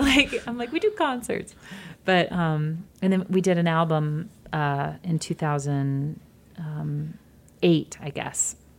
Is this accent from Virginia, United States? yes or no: no; Georgia, United States; moved away; also born or lived in Michigan; I grew up in Georgia, in small towns in Georgia, and then moved to suburbs of Michigan